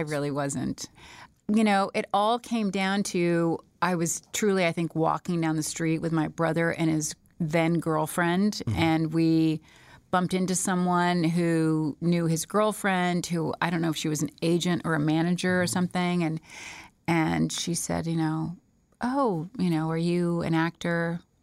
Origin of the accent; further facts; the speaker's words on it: Smyrna, Georgia, United States; I was born and raised in Smyrna, Georgia.